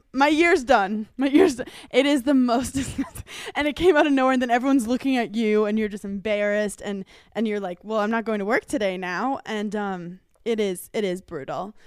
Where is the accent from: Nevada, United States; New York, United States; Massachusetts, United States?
New York, United States; New York City; I'm from Brooklyn.